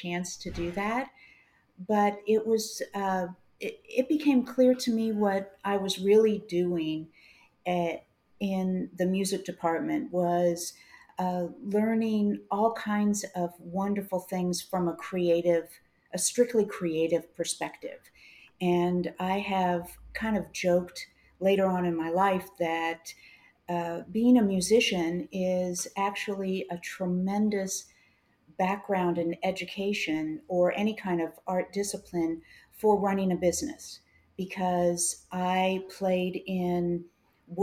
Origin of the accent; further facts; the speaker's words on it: Kansas City, Missouri, United States; also born or lived in New Orleans; I am from Kansas City. I was born here and went to school here.